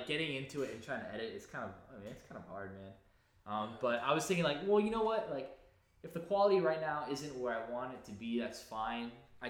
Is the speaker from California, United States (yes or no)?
yes; California, United States; I was from California originally